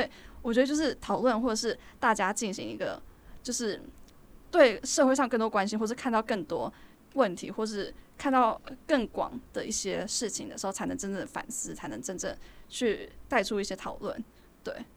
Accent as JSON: {"language": "Chinese", "country": "Taiwan", "tie": "born or raised there", "moved": "as an adult", "lives_now": "Abu Dhabi, United Arab Emirates", "said": "但是我其实从小就在台湾长大"}